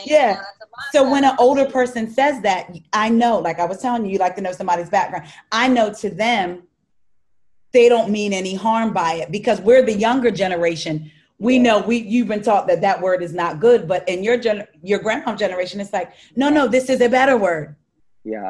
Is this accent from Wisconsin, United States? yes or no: no; New Jersey, United States; I'm from South Jersey